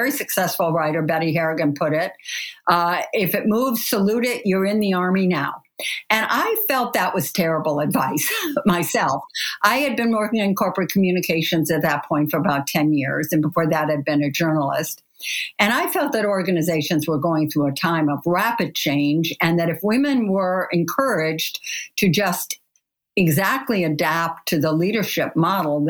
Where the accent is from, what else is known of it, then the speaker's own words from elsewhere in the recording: Kalamazoo, Michigan, United States; I grew up in Kalamazoo, Michigan